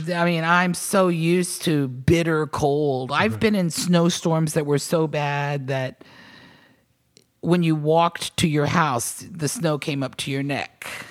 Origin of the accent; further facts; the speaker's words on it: Virginia, United States; moved away; also born or lived in New York / Portland, Maine / Nashville; I was born and raised in Virginia, summers in North Carolina